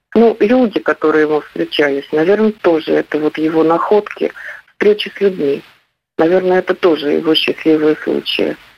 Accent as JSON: {"language": "Russian", "town": "Voronezh", "region": "Voronezh Oblast", "country": "Russia", "tie": "born or raised there", "said": "Я хоть и коренная уроженка Воронежа"}